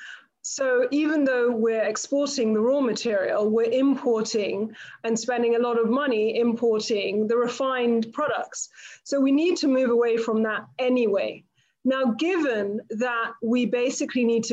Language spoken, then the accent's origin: English; Nigeria